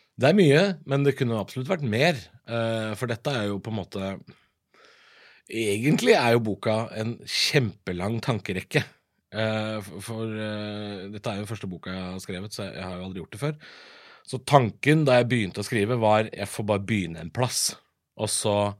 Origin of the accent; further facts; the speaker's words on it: Drammen, Buskerud, Norway; jeg er jo fra Drammen